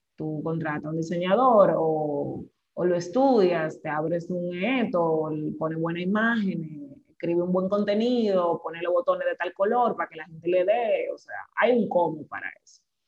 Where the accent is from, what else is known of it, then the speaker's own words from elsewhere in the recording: Santo Domingo, Distrito Nacional, Dominican Republic; yo soy nacida en Santo Domingo. Em, hasta bueno, vamos a decir que nací y criada hasta los 20 y pico de años en Cristo Rey, que es un barrio de Santo Domingo